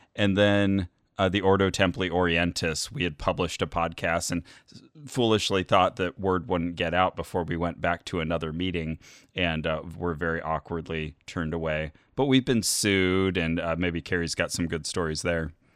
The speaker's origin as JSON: {"language": "English", "town": "Burbank", "region": "California", "country": "United States"}